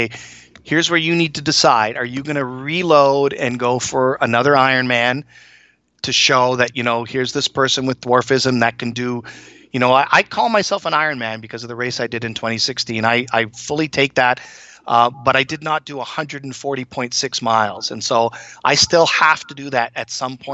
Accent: Toronto, Ontario, Canada; moved away as an adult; also born or lived in Minnesota / Hong Kong; now in Massachusetts, United States; run down Yonge Street in Toronto where I grew up and where I went to high school

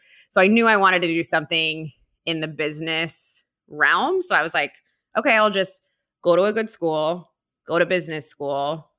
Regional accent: Orange County, California, United States; I grew up in Orange County.

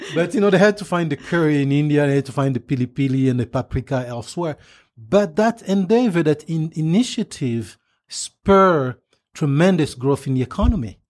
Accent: DR Congo; English is a second language; moved away; growing up in Zaire, the Democratic Republic today, Democratic Republic of Congo today

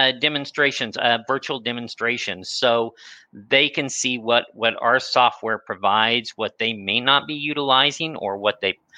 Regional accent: Kansas, United States; also born or lived in Minnesota; now in Hutchinson, United States; I was born and raised in Kansas, just not far from Spencer and Walton, Kansas, on a hobby farm

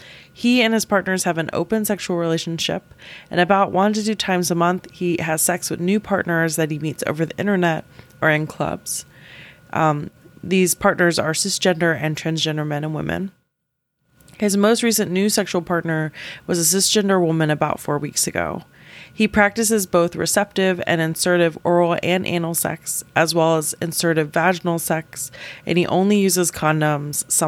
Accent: the South, United States; now in Boston, United States; I'm from the South

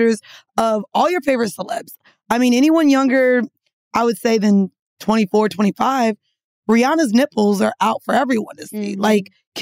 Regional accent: Florida, United States; we're from Florida. We're some Florida girls

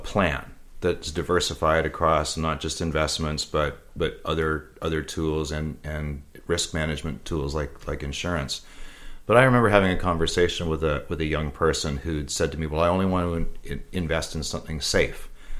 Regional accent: Canada; So, and as a Canadian investor, we're even more protected

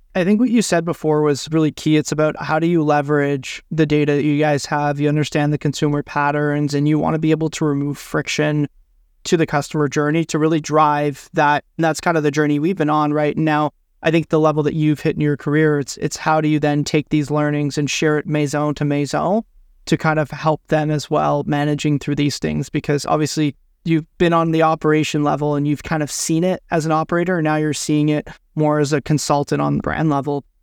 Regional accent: Ottawa, Ontario, Canada; the university in my hometown

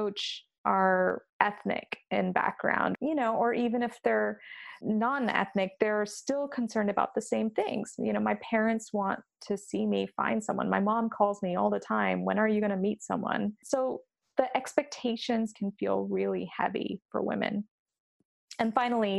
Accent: India; we're both Indian

